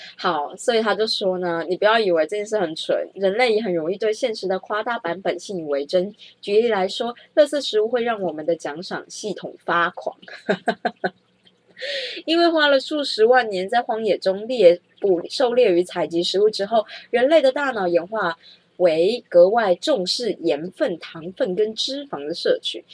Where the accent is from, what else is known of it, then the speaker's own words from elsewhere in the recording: Taiwan; 我是台湾人